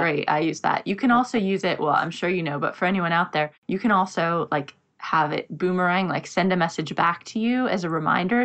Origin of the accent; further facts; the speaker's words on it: United States; now in London, United Kingdom; I'm in London, but I'm American